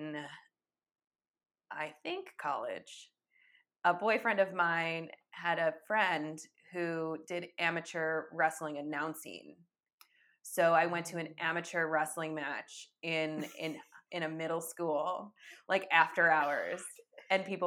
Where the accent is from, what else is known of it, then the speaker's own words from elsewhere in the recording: Rochester, New York, United States; also born or lived in Buffalo; a Rochester beer from my hometown